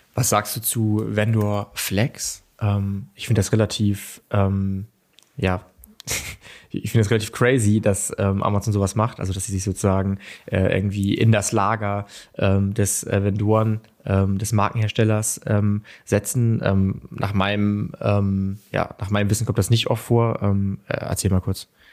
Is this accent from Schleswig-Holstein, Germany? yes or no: yes; Kiel, Schleswig-Holstein, Germany; ich will mich als Kieler nicht beschweren